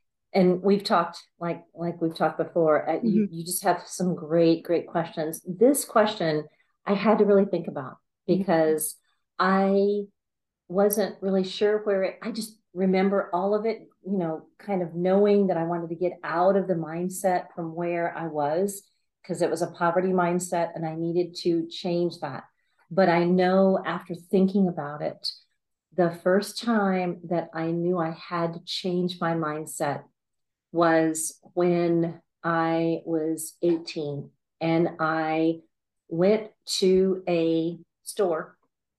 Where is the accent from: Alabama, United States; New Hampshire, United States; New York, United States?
Alabama, United States; now in San Antonio, United States; So I am a real estate agent in San Antonio, is where I live. And I came from Alabama.